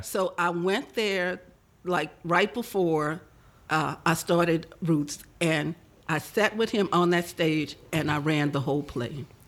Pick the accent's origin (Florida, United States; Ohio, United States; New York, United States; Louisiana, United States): Louisiana, United States; New Orleans; I was born in New Orleans uh, 73 years ago